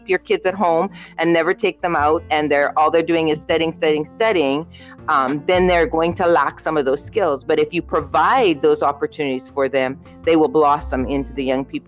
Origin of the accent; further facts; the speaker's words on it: Canada; also born or lived in Trinidad and Tobago; as Nikki mentioned, I'm Canadian and Trinidadian. And so we were looking at options for our kids to either go to Trinidad or Canada.